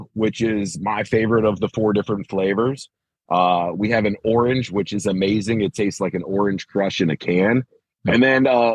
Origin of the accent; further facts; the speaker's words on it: Bowie, Maryland, United States; also born or lived in Crofton, Maryland; I'm a Baltimore, D.C. guy. I grew up in Bowie and Crofton